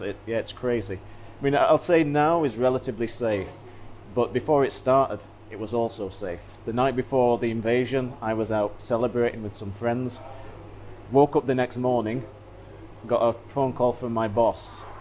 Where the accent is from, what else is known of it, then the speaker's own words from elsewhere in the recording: United Kingdom; I'm British